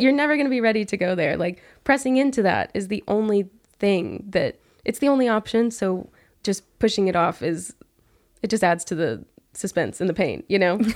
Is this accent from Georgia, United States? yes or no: no; Abilene, Texas, United States; being back in my hometown in Abilene